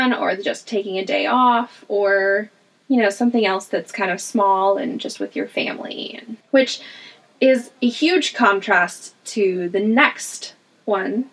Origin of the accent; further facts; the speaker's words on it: United States; moved away as an adult; also born or lived in Iraq; we grew up in the United States